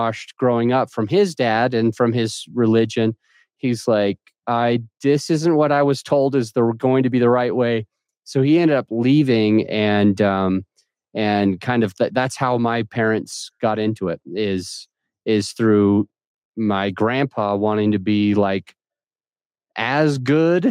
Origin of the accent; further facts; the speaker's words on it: Utah, United States; also born or lived in Jacksonville, Florida; now in Conifer, United States; I'm from Utah.